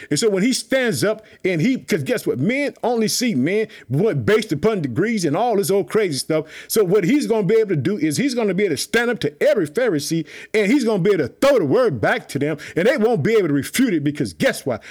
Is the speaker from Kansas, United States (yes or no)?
no; Illinois, United States; also born or lived in Chicago; my home state, Illinois. I live in the city of Chicago